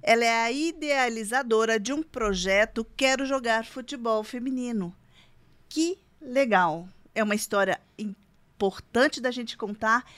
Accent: Itajubá, Minas Gerais, Brazil; now in São José dos Campos, Brazil; eu sou do interior, eu sou de Minas, eu sou de Itajubá

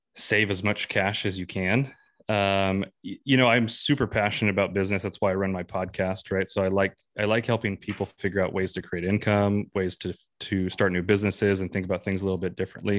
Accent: San Bernardino Mountains near Big Bear, California, United States; moved away as an adult; now in North Idaho, United States; I grew up in the San Bernardino Mountains near Big Bear

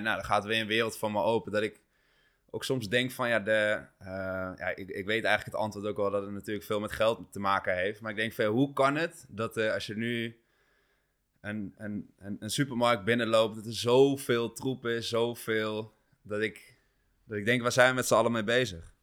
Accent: Achterhoek, Gelderland, Netherlands; moved away; ik kom oorspronkelijk uit de Achterhoek

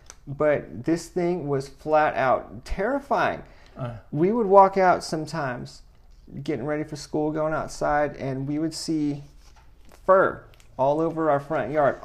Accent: Sulphur Springs, Texas, United States; I was born in Sulphur Springs, Texas.

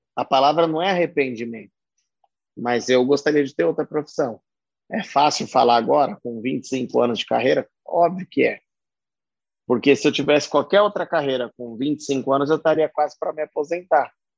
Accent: Pirituba, São Paulo, Brazil; eu, de onde eu vim, o certo era eu trabalhar numa fábrica de instrumento cirúrgico e ficar por Pirituba mesmo.

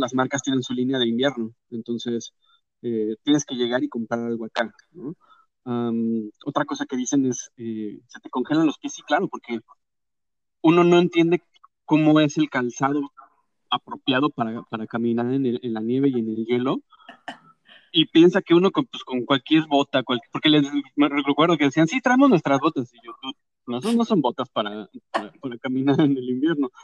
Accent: Mexico; moved away as an adult; now in Canada; mexicanos nos enseñan que nos tenemos que poner capa y capa y capa y capa y capa de ropa para quitarnos el frío

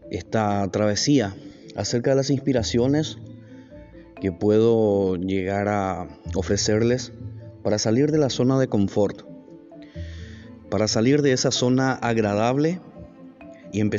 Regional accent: Paraguay; soy de Paraguay.

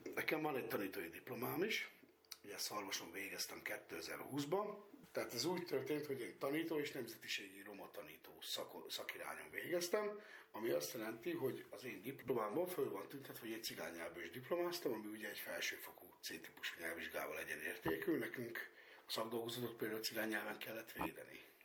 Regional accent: Tiszabő, Jász-Nagykun-Szolnok, Hungary; én nagyon szeretem ezt a falut, én itt nőttem föl

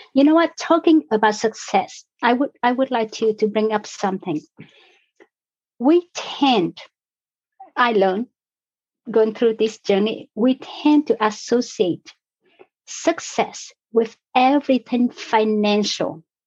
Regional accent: Vietnam; now in Canada; I was born in Vietnam. I was born in a different country under different circumstances

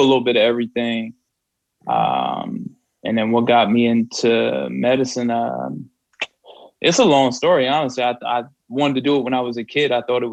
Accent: New Jersey, United States; moved away; growing up in Jersey

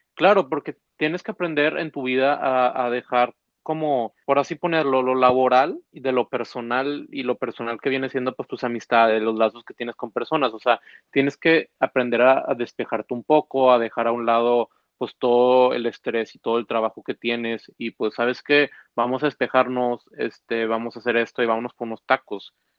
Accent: Monterrey, Nuevo León, Mexico; somos del norte y soy regio

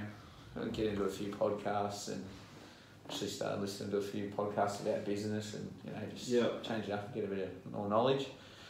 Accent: Geelong, Victoria, Australia; Yeah, I grew up in Geelong.

